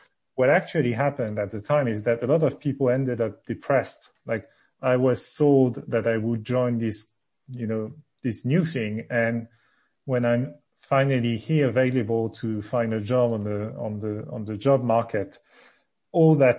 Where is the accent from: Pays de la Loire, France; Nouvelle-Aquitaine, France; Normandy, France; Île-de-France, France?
Normandy, France; Le Havre; moved away; also born or lived in various other places in France; I was born in Normandy in a city called Le Havre, which is near the sea. Grew up there, then moved with my family to various other places in France